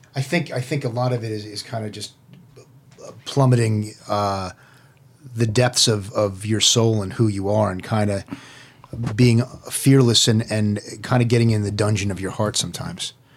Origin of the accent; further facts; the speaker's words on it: New York City, New York, United States; moved away as an adult; also born or lived in New Jersey / Miami; now in Los Angeles, United States; was actually born in New York City